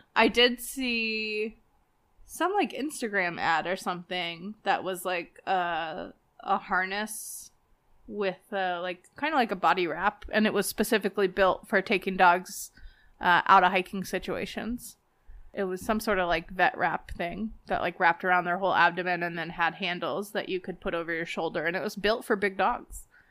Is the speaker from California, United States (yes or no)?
no; Las Vegas, Nevada, United States; moved away; growing up in Vegas